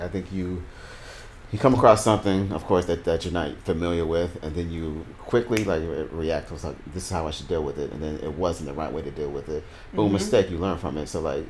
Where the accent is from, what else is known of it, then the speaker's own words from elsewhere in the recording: the South, United States; moved away; I know I'm from the South, and I kind of moved away.